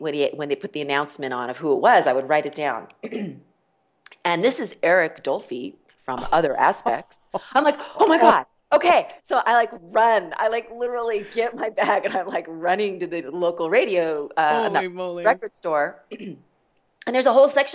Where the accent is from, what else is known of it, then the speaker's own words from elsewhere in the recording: Los Angeles, California, United States; moved away as an adult; also born or lived in Chicago; living in Los Angeles, growing up in Los Angeles